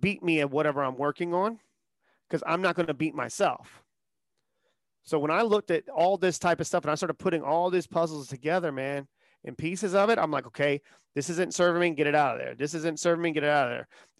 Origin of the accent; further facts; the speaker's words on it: the South, United States; I grew up in the South.